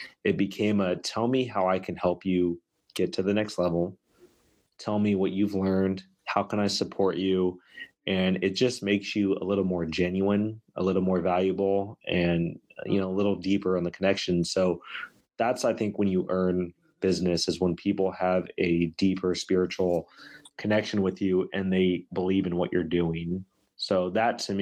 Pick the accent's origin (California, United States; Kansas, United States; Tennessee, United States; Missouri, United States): California, United States; Sacramento; being from and in Sacramento